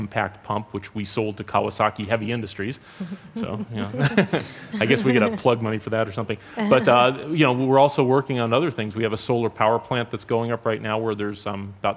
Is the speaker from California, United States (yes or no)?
yes; Los Angeles, California, United States; I grew up in the San Fernando Valley